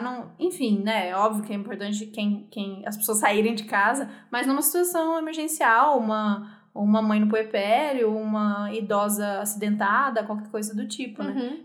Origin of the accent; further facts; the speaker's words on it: Brazil; A gente é brasileiro